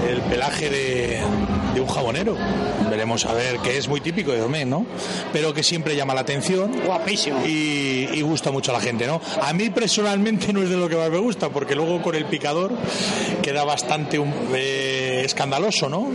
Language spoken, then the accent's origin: Spanish; Valladolid, Castile and León, Spain; los que somos aficionados de Valladolid